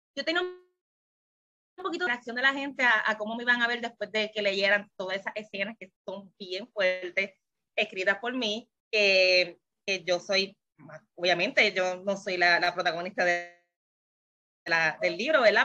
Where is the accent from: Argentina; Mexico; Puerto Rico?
Puerto Rico; soy de Puerto Rico